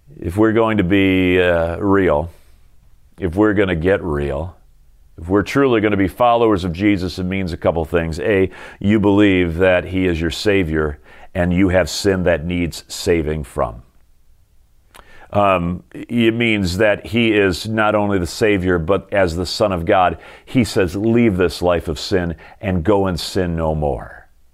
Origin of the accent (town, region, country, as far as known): United States